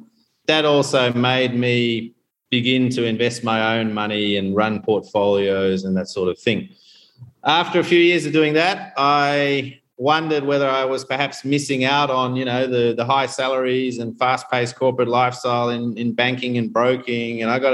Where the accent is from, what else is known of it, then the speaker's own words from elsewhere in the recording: Tanzania; born there; I was born here in Tanzania back in the early 70s.